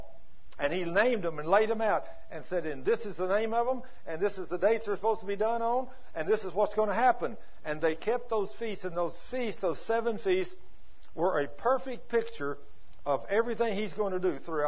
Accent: Texas, United States; accent: Texas; my Texas accent

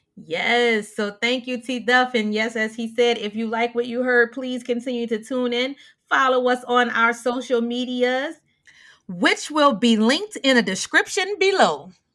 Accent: the South, United States; I'm from South

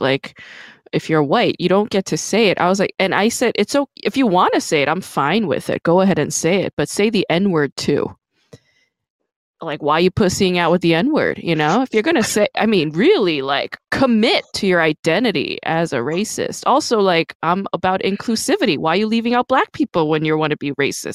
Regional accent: New York City, New York, United States; I'm fucking from Brooklyn

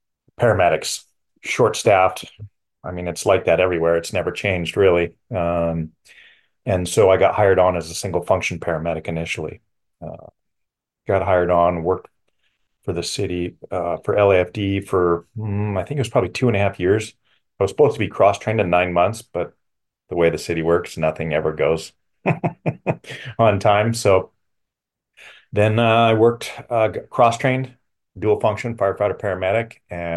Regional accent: Los Angeles, California, United States; born there; So I was born in Los Angeles, California.

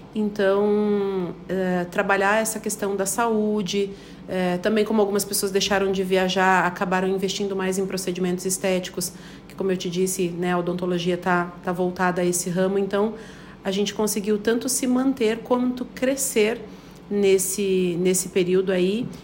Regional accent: Paraná, Brazil; moved away as an adult; now in Chapecó, Brazil; Eu sou paranaense, tenho 35

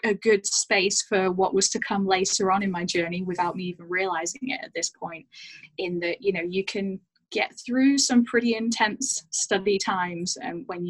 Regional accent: United Kingdom; moved away as an adult; also born or lived in Banff, Alberta; now in Vancouver, Canada; I'm British, born and raised in the UK, between Manchester and Leeds

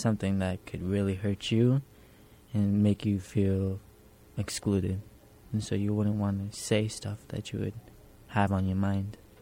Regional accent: New York City, New York, United States; Specifically, I grew up in Hell's Kitchen

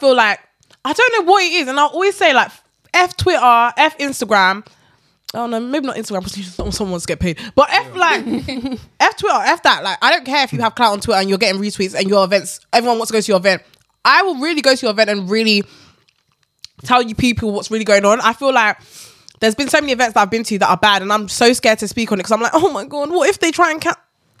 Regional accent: Ghana

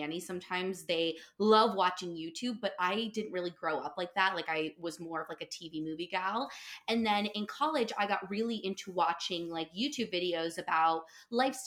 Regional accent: New York, United States; also born or lived in North Carolina; I live right outside of NYC in Westchester, New York. And I grew up in New York

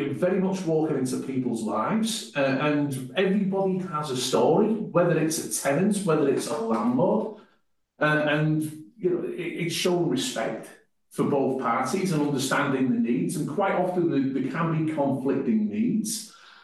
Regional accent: North West England, United Kingdom; moved away as an adult; now in New Zealand; I'm not from New Zealand. I come from the northwest of England, came to New Zealand in the mid-90s playing rugby, then moved here permanently in 2001

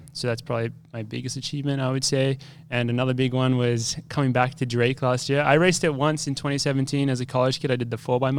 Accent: Australia; moved away as an adult; now in United States; I don't have much of an accent anymore, but I'm actually from Australia. But I came over to America in 2014, and I ran at the University of Wisconsin for 5 years.

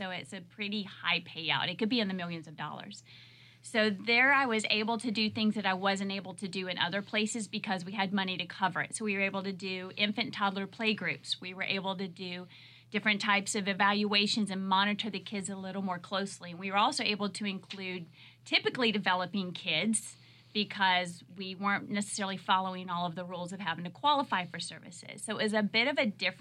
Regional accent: Jacksonville, Florida, United States; also born or lived in Tallahassee, Florida; I was born and raised in Jacksonville

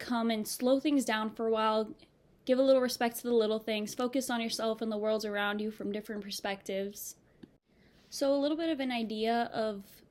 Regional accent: Miami, Florida, United States; moved away as an adult; now in Boston, United States; I'm 19 years old and I'm from Miami, Florida

